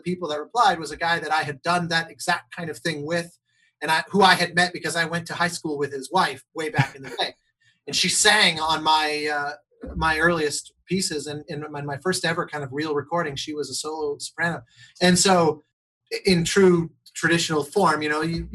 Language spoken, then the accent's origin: English; Colorado, United States; the Colorado Symphony years ago. My hometown orchestra